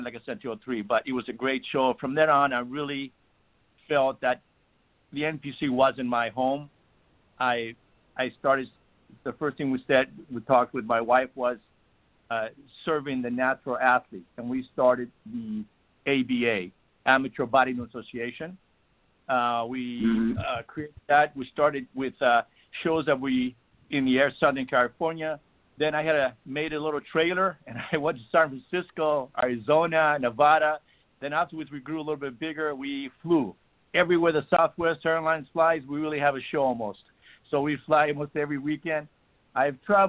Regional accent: Greece; moved away; where I was born in Greece, Olympia was about 60 miles away from us

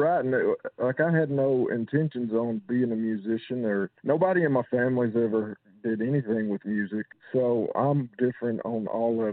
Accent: Southwest Arkansas, United States; around my hometown, you know, around small town Arkansas. I'm from Southwest Arkansas, Big Queen to be exact

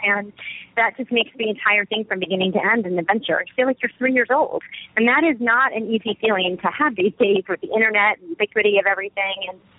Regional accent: New York City, New York, United States; not just as a, you know, American, but as a female, as a single person, you know, as a New Yorker, as everything I am and stand for. I certainly first and foremost as an American

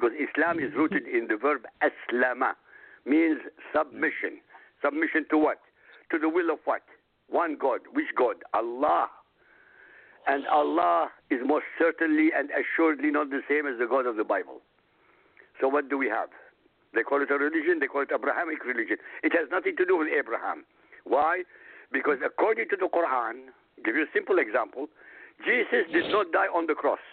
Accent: Iraq; moved away; I come from Iraq. I grew up in Iraq.

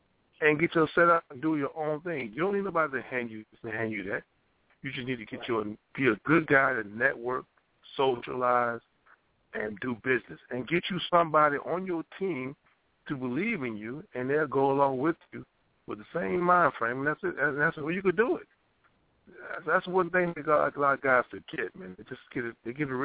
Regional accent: Louisiana, United States; moved away as an adult; when I came up here from Louisiana

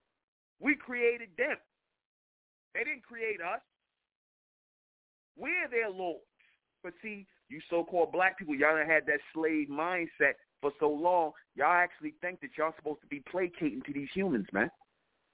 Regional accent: United States; us who were born here in America

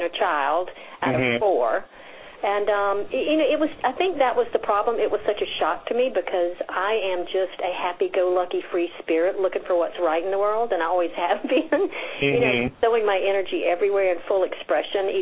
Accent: South Carolina, United States; I am Carolina that is the South. South Carolina, and I grew up in a very, very small town

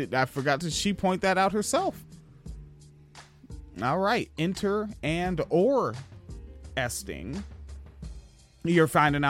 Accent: West Coast, United States; Like, especially growing up on the West Coast

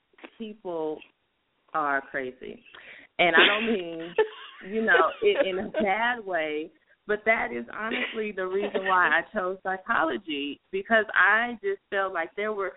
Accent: San Jose, California, United States; now in Sacramento, United States; I was born in San Jose, California, and I moved to Sacramento in 2001. I'm the youngest of four.

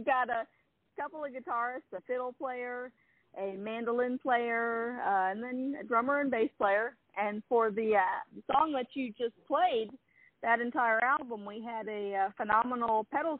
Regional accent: Tallahassee, Florida, United States; I'm from Tallahassee, Florida, which is where I'm speaking to you from right now. I just spent some summers in Shelbyville.

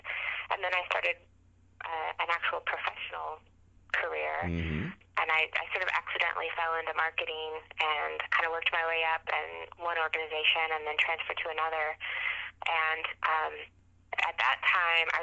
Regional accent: Napa, California, United States; also born or lived in Willamette Valley, Oregon / Shenandoah Valley, Virginia; now in Virginia, United States; I grew up in Napa, California

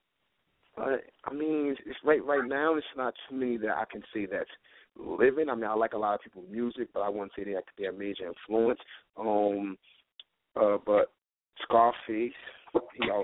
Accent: Newark, New Jersey, United States; Born and raised in Newark, New Jersey.

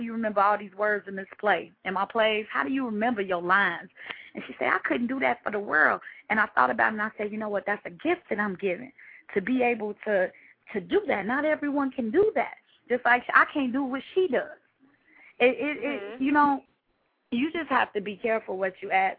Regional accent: Chicago, Illinois, United States; I am from Chicago, born and raised

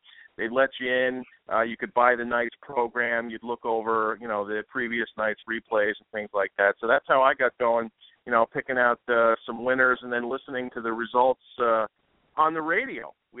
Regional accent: Passaic, New Jersey, United States; I grew up in Passaic, New Jersey, which is about 5 minutes away from the Meadowlands racetrack.

